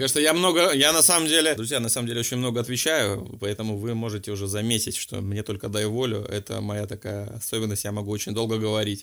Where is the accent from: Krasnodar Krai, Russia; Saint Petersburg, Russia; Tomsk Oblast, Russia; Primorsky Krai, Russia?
Primorsky Krai, Russia; Vladivostok; moved away; я вообще сам из Владивостока